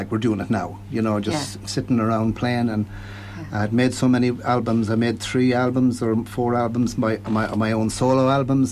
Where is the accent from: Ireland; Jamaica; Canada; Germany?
Ireland; I was born and reared in Kiltevan